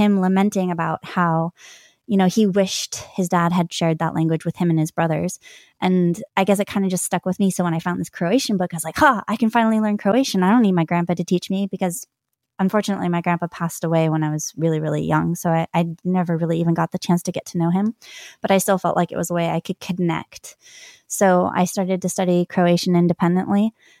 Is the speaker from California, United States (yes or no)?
yes; California, United States; California. I have Irish heritage, among other things.